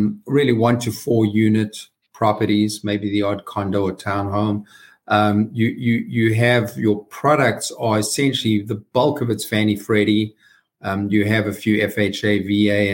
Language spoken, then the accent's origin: English; South Africa; moved away as an adult; now in United States; as you can hear from my accent, I was born and raised in the deep South, the very deep South, South Africa.